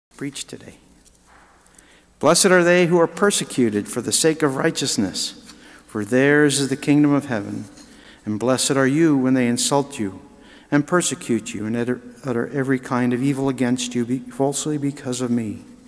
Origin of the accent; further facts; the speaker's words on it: United States; we American Catholics